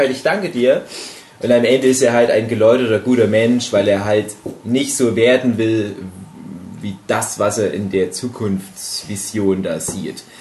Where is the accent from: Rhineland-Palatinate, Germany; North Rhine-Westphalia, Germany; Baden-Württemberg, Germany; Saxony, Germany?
Saxony, Germany; in meine alte Heimat fahre, ins Erzgebirge und den auch viel mit meinen Eltern zum Beispiel angucke